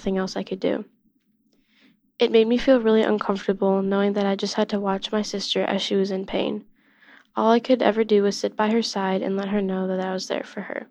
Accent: Illinois, United States; I'm 14 years old, and I'm from Illinois

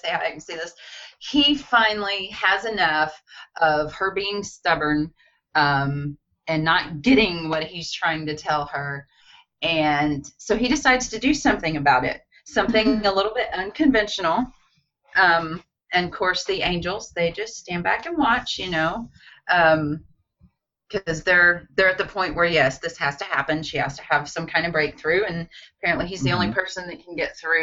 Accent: Batesville, Arkansas, United States; my hometown of Batesville, Arkansas, set in the foothills of the Ozarks.

